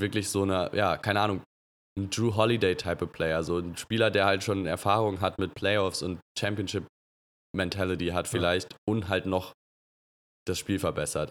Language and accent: German; Germany; uns als, als Deutsche